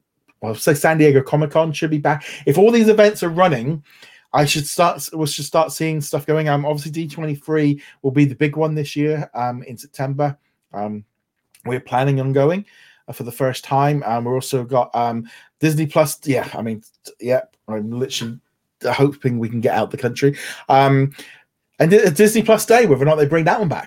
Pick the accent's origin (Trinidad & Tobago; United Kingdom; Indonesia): United Kingdom; England; us as British, English